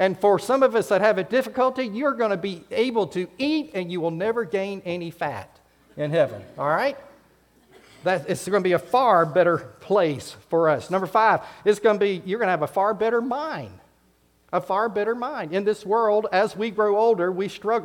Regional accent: United States; that passport was stamped with my home country. It said USA

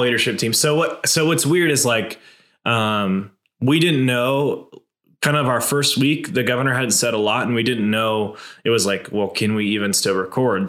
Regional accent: Boise, Idaho, United States; I've been born and raised in Boise, Idaho

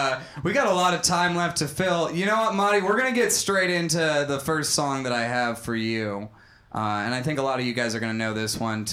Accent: Bloomington, Minnesota, United States; Suburban Minneapolis, Minnesota.

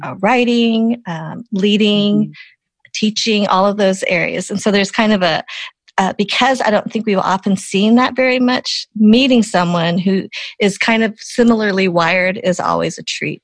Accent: Boulder, Colorado, United States; me growing up in Boulder, Colorado

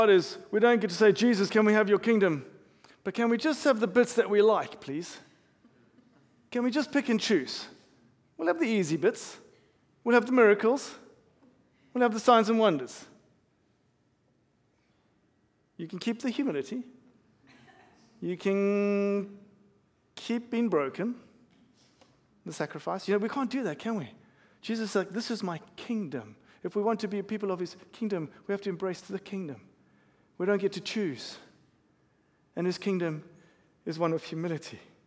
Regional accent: South Africa; I'm South African. I grew up in South Africa

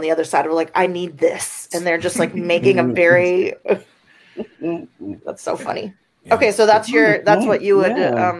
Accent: Venezuela; now in United States; when I first moved to the United States, I'm from Venezuela originally.

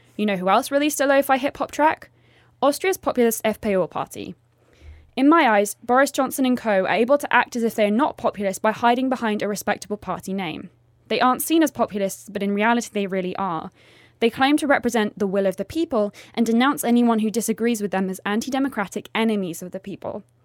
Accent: England, United Kingdom; moved away; my home country, the United Kingdom

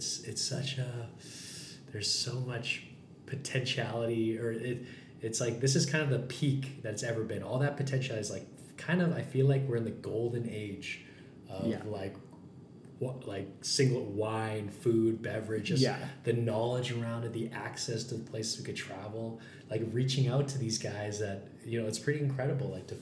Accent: Calgary, Alberta, Canada; I grew up in the Plus 15, grew up in kind of this small business world

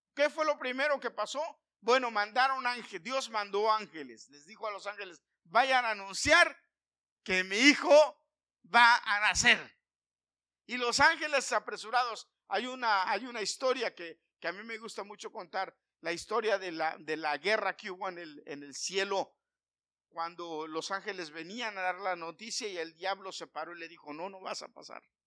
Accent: Mexico City, Mexico; Yo nací en la Ciudad de México. Yo nací en la Ciudad de México. Sin embargo, como a cuatro bloques de mi casa había un establo

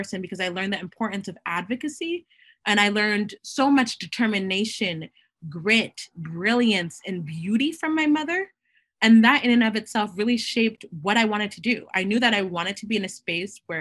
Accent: Boston, Massachusetts, United States; I was born here in Boston, but my mom immigrated here from Haiti. And so I am of Haitian descent, and I'm Haitian American

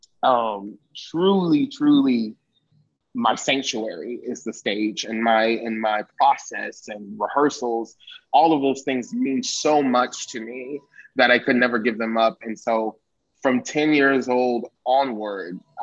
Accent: Winston-Salem, North Carolina, United States; I'm in North Carolina, growing up in Winston-Salem.

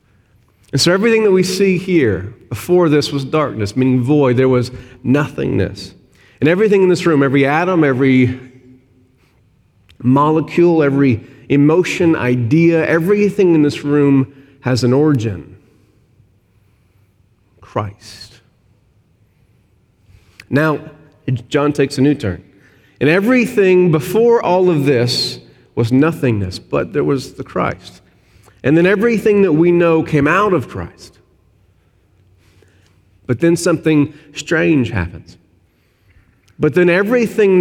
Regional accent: Arkansas, United States; moved away; I'm from Arkansas, SEC country.

